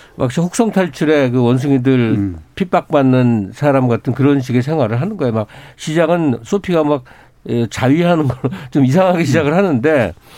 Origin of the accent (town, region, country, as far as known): South Korea